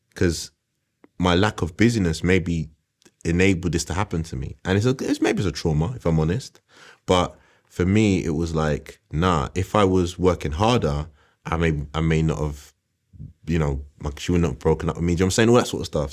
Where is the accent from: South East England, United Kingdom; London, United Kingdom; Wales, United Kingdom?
London, United Kingdom; I grew up on West Green Road